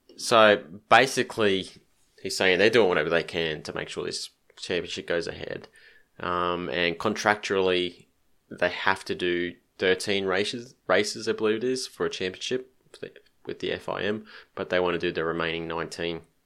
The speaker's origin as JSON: {"language": "English", "region": "Queensland", "country": "Australia", "said": "being a Queenslander."}